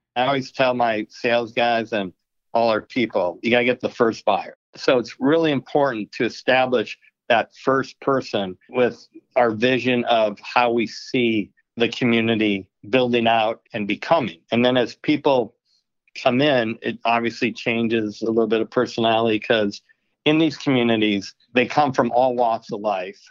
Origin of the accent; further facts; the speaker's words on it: Milwaukee, Wisconsin, United States; moved away; also born or lived in Arizona; Growing up in Milwaukee